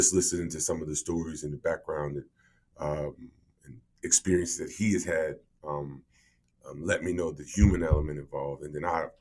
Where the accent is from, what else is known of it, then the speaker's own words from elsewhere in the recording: United States; I'm from the States